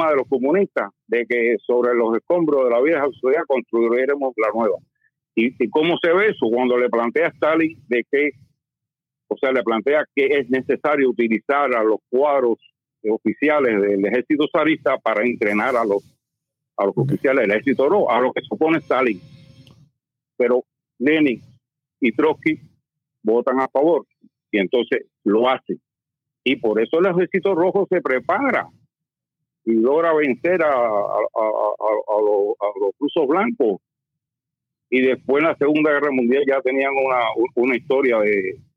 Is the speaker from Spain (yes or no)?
no; Cuba; Más nada, se acabó porque somos cubanos.